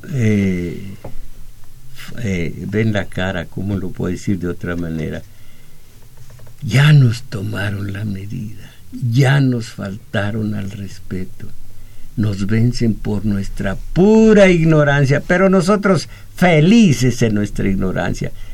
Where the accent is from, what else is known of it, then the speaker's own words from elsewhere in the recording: Mexico; soy mexicano, nací en México, estoy entre 129 millones de mexicanos